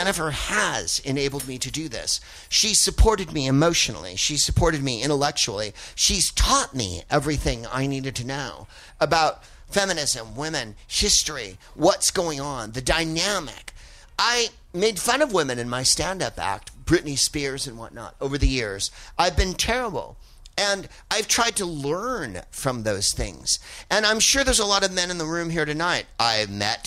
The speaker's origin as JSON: {"language": "English", "town": "San Francisco", "region": "California", "country": "United States", "said": "I'm from San Francisco"}